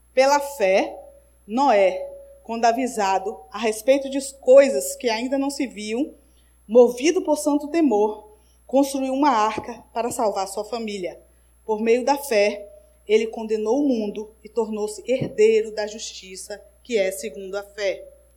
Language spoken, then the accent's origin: Portuguese; Jequié, Bahia, Brazil; moved away; na cidade ali que eu cresci na Bahia, chamada Jequié